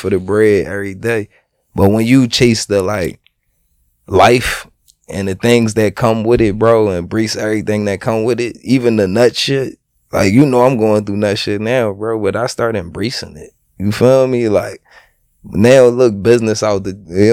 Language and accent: English; Philadelphia, Pennsylvania, United States; I'm from Philly